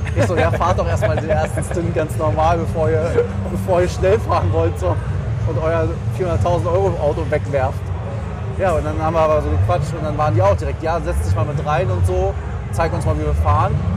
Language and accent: German; Germany; wir als Deutsche